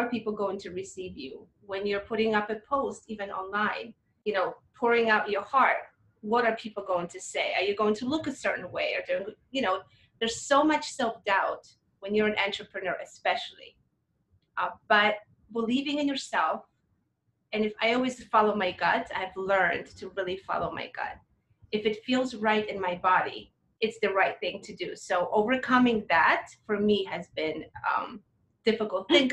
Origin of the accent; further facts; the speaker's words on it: Poland; now in United States; I was raised in Poland